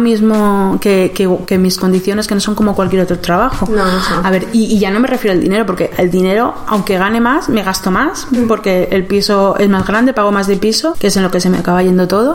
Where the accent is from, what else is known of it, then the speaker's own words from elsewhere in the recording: Valencia, Valencian Community, Spain; moved away as an adult; also born or lived in Berlin, Germany; now in Germany; esta empresa está en España, que es de donde soy yo, de Valencia